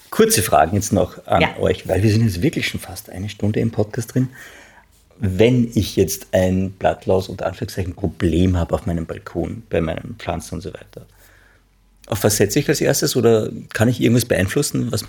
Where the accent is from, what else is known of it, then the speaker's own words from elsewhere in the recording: Germany; Oh ich bin ja, bin ja auch Deutscher.